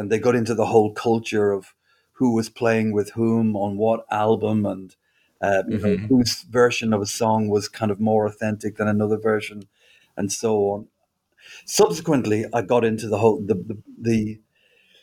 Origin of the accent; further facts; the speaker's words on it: Dublin, Leinster, Ireland; moved away as an adult; also born or lived in Spain; now in United Kingdom; I grew up in Dublin and I lived there until I was about 20